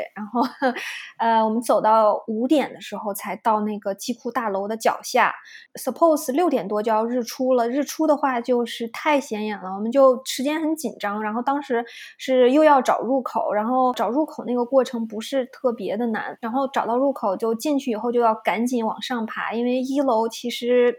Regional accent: China; now in Toronto, Canada; 我是一个中国人

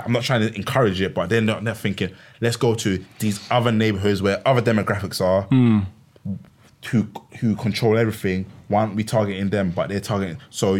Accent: Sierra Leone; I'm from Sierra Leone, brother.

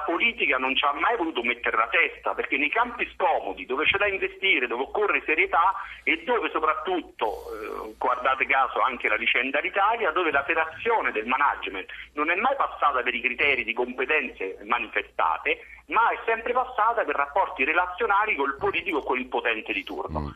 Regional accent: Rome, Lazio, Italy; da romano

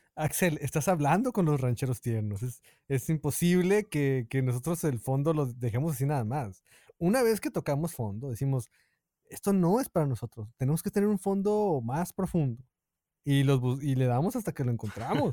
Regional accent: Mexico; moved away as an adult; cuando me fui de México lo hice solo

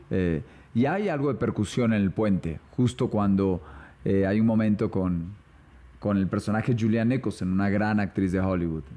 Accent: Colombia; also born or lived in São Paulo, Brazil; como colombiano

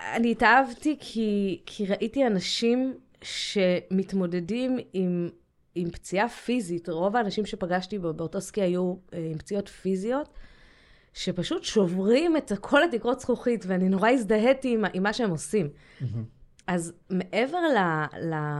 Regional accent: Jerusalem, Jerusalem District, Israel; also born or lived in Scotland; גדלתי בירושלים

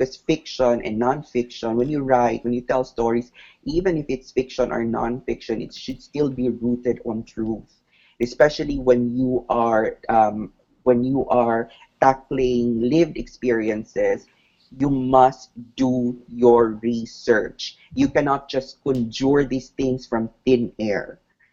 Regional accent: Nabunturan, Davao Region, Philippines; my hometown in Abunturan

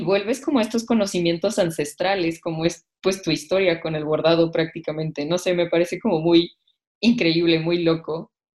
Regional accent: Mexico; nosotros como mexicanos

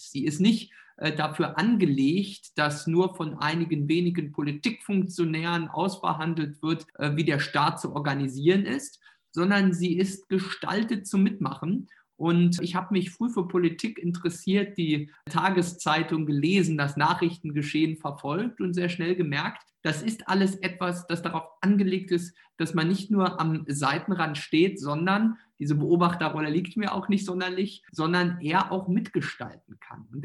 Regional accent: eastern Germany, Germany; ich komme ja aus Ostdeutschland, habe ja einen ostdeutschen Wahlkreis

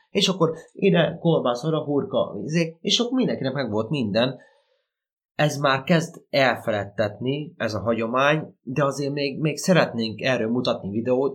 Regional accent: a village about 40 km from Nyíregyháza, Szabolcs-Szatmár-Bereg, Hungary; Mi itt nőttünk fel, mi itt parazgyerekek vagyunk

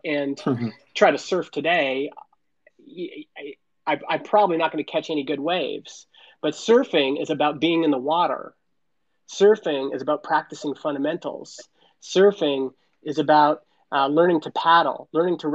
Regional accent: Canada; I was born in Canada.

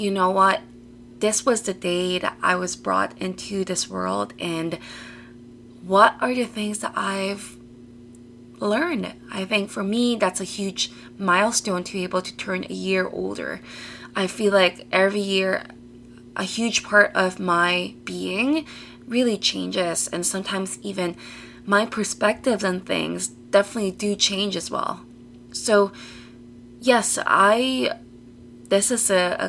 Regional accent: Toronto, Ontario, Canada; also born or lived in British Columbia; I'm from Toronto

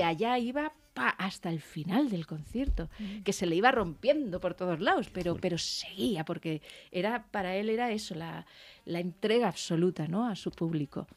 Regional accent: Alicante, Valencian Community, Spain; moved away; fíjate que era mi tierra

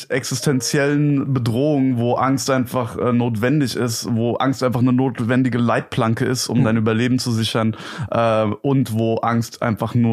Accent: Gelnhausen, Hesse, Germany; Okay, also äh, ich komme aus Gelnhausen. Das ist eine Kleinstadt, so 40, 45 Minuten entfernt von Frankfurt am Main.

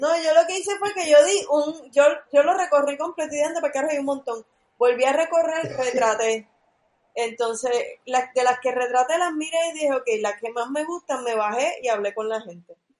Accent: Puerto Rico; yo soy de, Riondo, yo soy casi de Levitown.

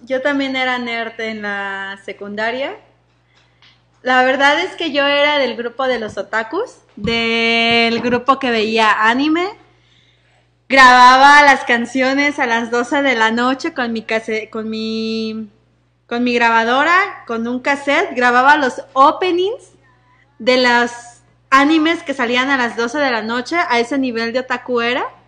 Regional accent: Mexico City, Mexico; yo soy del Reclu Norte

